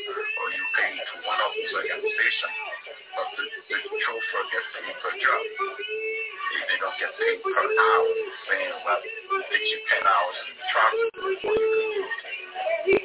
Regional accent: Harrisburg, Pennsylvania, United States; I'm from Harrisburg

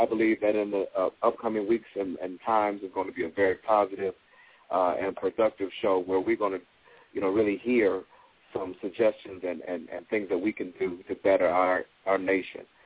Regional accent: Toledo, Ohio, United States; in my hometown

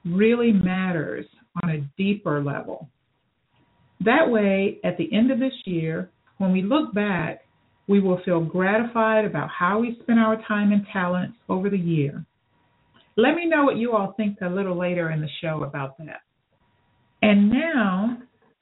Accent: Phenix City, Alabama, United States; Phoenix City, Alabama, my hometown as well

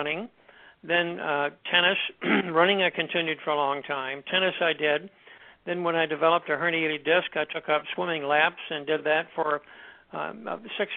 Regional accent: South Georgia, United States; moved away as an adult; I'm a South Georgia country boy

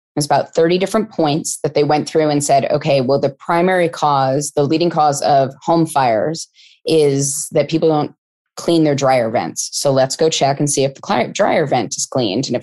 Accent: California, United States; I grew up in California and it was a topic in schools when I was in elementary school

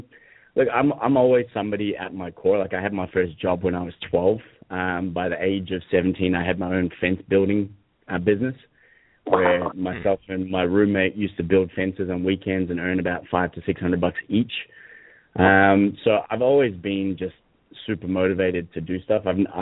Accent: Hong Kong; I think so, and I grew up in an American international school in Hong Kong, so my accent's a bit all over the place.

